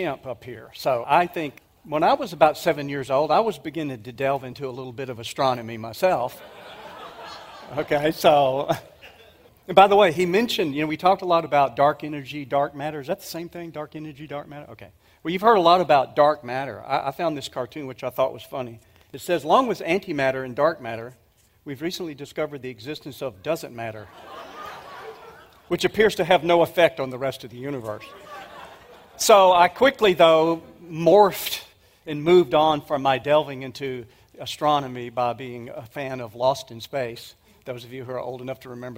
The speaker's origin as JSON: {"language": "English", "region": "Mississippi", "country": "United States", "tie": "born or raised there", "also_born_or_lived": "Dallas", "moved": "yes", "said": "my home state of Mississippi"}